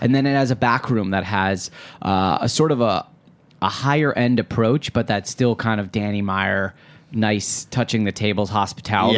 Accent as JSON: {"language": "English", "town": "Detroit", "region": "Michigan", "country": "United States", "said": "I'm from Metro Detroit"}